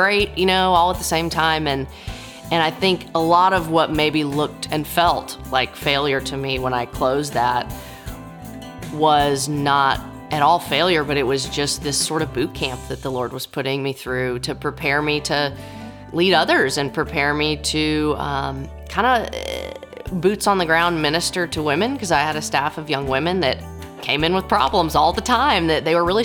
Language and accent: English; Nashville, Tennessee, United States; I am a Nashville native